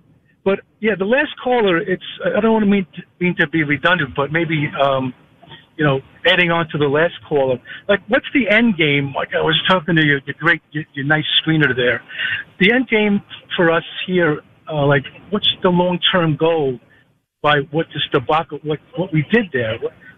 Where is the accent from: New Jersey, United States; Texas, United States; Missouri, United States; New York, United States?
New York, United States; Franklin Square; now in Westerly, United States; I grew up in Franklin Square. I now live in Rhode Island